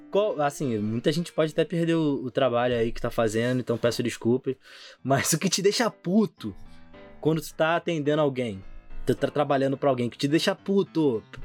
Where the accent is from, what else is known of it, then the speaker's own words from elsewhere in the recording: São Gonçalo, Rio de Janeiro, Brazil; a gente é de São Gonçalo